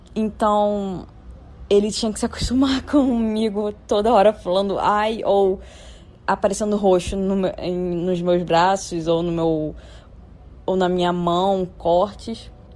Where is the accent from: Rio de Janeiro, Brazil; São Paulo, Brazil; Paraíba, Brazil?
Rio de Janeiro, Brazil; sou da cidade do Rio de Janeiro